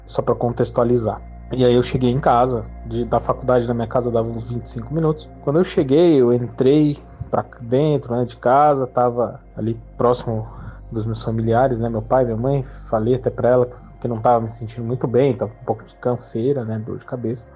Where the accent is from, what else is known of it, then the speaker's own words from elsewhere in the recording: Atibaia, São Paulo, Brazil; sou da cidade de Atibaia, interior de São Paulo